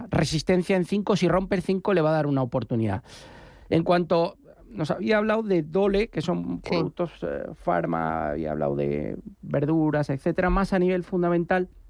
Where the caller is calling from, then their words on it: Getafe, Community of Madrid, Spain; Hola, buenos días. … de Getafe.